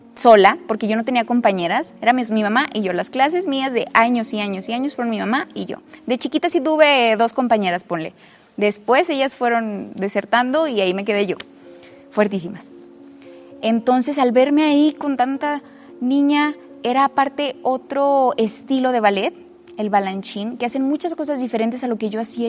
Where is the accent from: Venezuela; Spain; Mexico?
Mexico; Saltillo, Coahuila; soy de Saltillo